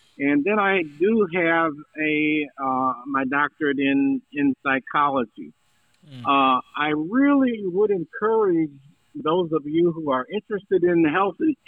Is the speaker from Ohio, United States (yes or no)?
yes; Cleveland, Ohio, United States; also born or lived in Indiana; in my birth city of, I mean, birth of where I grew up in Cleveland, Ohio